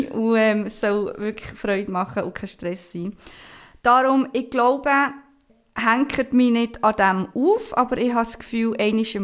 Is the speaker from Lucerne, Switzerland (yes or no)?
no; Basel, Basel-Stadt, Switzerland; now in Canton of Bern, Switzerland; ich ähm, bin aus dem Kanton Bern ursprünglich von Basel, vielleicht hört man das auch ein bisschen raus, ich weiß es nicht.